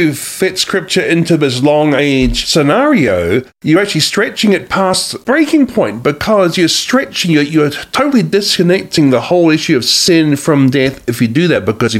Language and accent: English; Australia; also born or lived in New Zealand; now in United States; I actually am from Australia and New Zealand. I was a dual national from those countries, but I'm also now an American citizen too, as of September 2019.